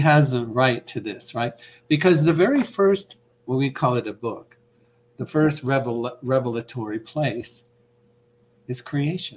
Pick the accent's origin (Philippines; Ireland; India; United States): United States; Iowa; I grew up in Iowa